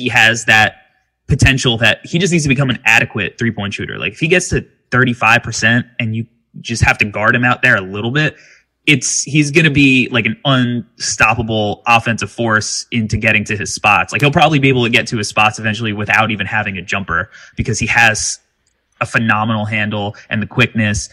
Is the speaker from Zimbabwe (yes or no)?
no; New York City, New York, United States; I'm a New Yorker